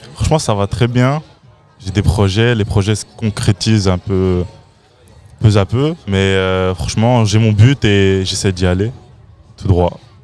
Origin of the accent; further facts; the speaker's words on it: Waterloo, Wallonia, Belgium; je viens, suis toujours, enfin, je viens d'ici. Le 14, je représenterai toujours.